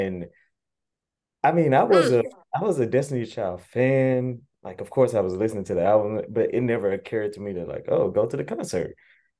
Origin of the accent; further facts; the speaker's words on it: Baton Rouge, Louisiana, United States; now in Los Angeles, United States; I'm from Baton Rouge, Louisiana. I currently live in LA.